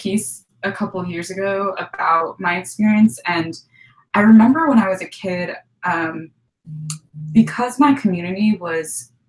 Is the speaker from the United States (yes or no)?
yes; New Jersey, United States; moved away as an adult; also born or lived in Carbondale, Illinois; my family moved when I was one. So I actually have no impression of where I was born. And then I spent most of my life in New Jersey from age 1 to 18 when I left for college.